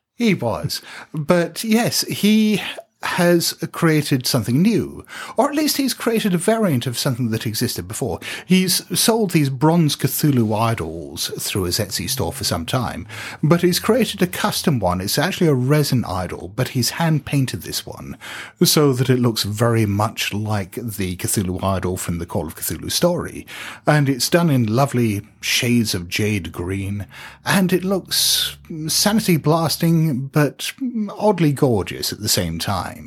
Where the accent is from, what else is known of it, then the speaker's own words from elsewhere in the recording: United Kingdom; we're British